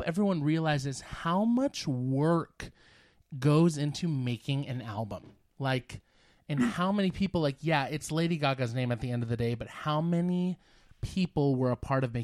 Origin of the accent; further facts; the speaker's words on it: Concord, California, United States; I was born and raised in Concord.